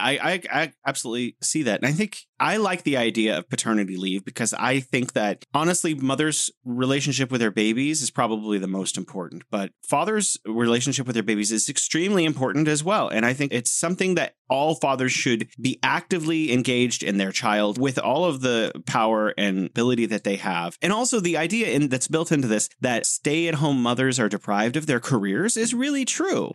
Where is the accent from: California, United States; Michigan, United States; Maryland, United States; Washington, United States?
California, United States; now in Beijing, China; I'm originally from sunny California, the Golden State, living here in beautiful Beijing City of Museums